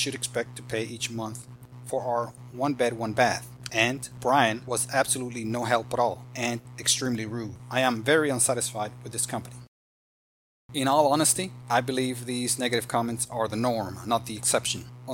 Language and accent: English; Dominican Republic; also born or lived in Florida / Texas / Alabama / Kentucky; now in Georgia, United States; When I was growing up in the Dominican Republic